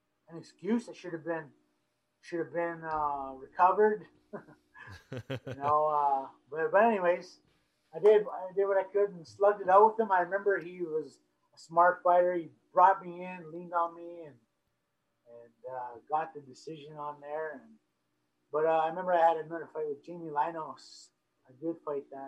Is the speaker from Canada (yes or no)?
yes; Brandon, Manitoba, Canada; I was from Brandon